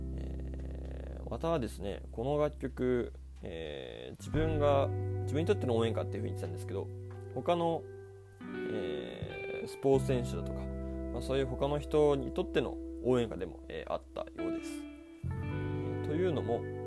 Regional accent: Niigata, Japan; moved away as an adult; now in Kansai, Japan; 出身地は、えー、新潟

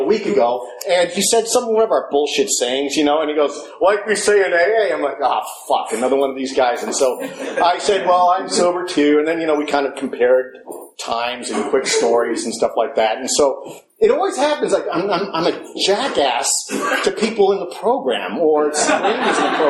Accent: Long Island, New York, United States; moved away; so I was born in Long Island in 1965

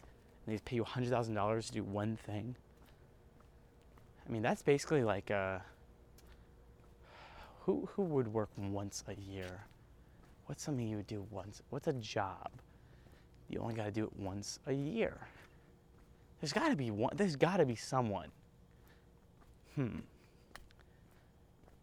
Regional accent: United States; I'm American.

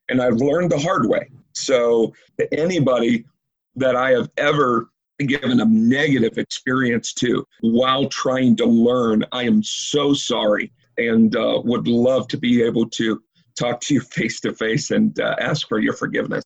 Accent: Woodstock, Illinois, United States; I was born and raised in Woodstock, Illinois.

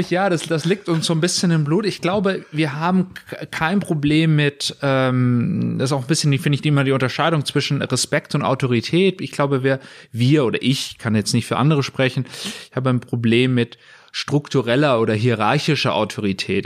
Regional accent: Munich, Bavaria, Germany; moved away as an adult; also born or lived in Aachen; Ich bin aus München, mhm. ähm, war lange Zeit woanders, aber wie viele Münchner zieht es uns wieder zurück

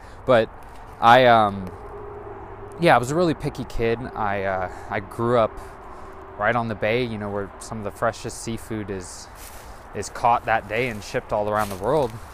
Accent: Monterey, California, United States; moved away; I am originally from Monterey, California

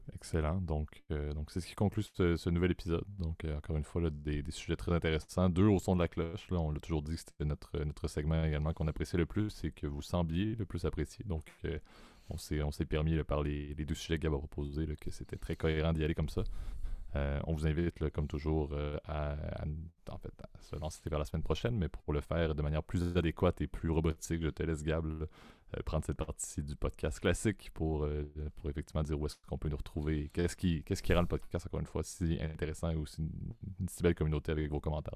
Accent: Quebec, Canada; en tant que Québécois

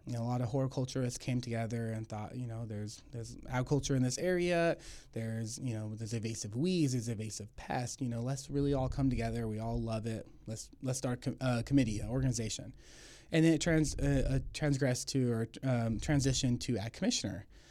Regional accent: Tulare, California, United States; Born and raised in Tulare.

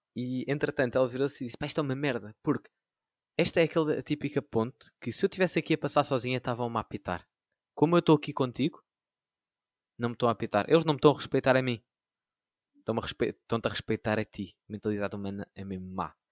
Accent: Sintra, Lisbon, Portugal; sou de Sintra

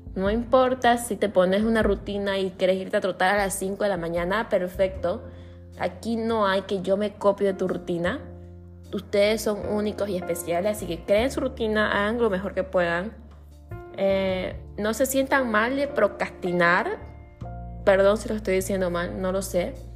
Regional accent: Santa Cruz de la Sierra, Santa Cruz, Bolivia; yo soy de Bolivia, de la parte de Santa Cruz de la Sierra

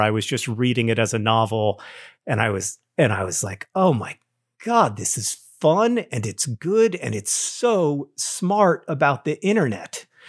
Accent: Orlando, Florida, United States; growing up in Orlando

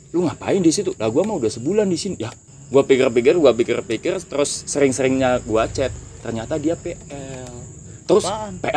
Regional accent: Pemalang, Central Java, Indonesia; gue SMA nongkrongnya itu di Pemalang kota gue

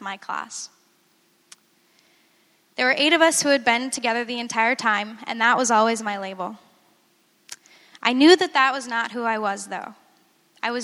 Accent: Farmington, Minnesota, United States; I was born and raised in Minnesota in a Christian home

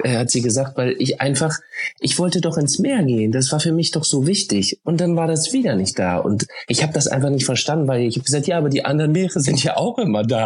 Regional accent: Oldenburg, Lower Saxony, Germany; Ich komme ja aus dem Norden, Oldenburg, an der ah. holländischen Grenze

